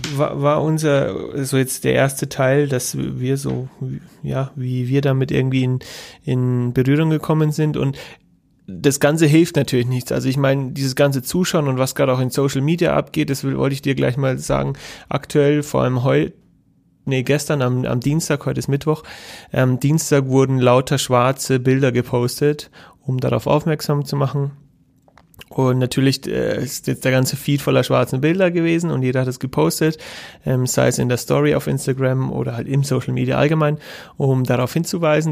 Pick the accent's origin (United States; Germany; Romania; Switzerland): Germany; bei uns in Deutschland